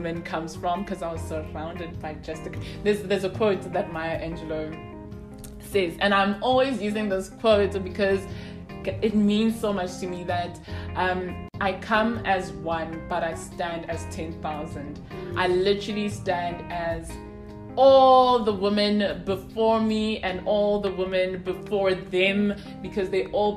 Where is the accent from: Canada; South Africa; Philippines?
South Africa; Soweto, Gauteng; I'm from Soweto.